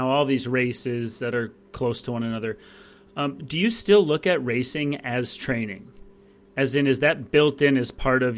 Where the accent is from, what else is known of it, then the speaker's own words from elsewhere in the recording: Green Bay, Wisconsin, United States; growing up in Green Bay, Wisconsin